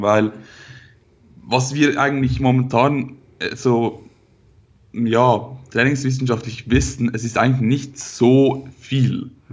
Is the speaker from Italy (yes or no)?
no; Switzerland; Ich komme aus der Schweiz, wie man hört